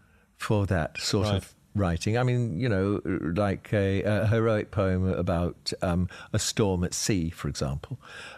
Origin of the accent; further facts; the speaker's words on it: South East England, United Kingdom; I mean, growing up in Sussex at that particular time, it was a fairly bohemian place.